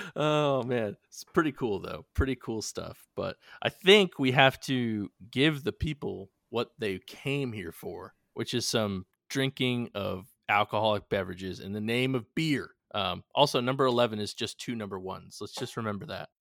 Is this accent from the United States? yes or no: yes; New England, United States; being from New England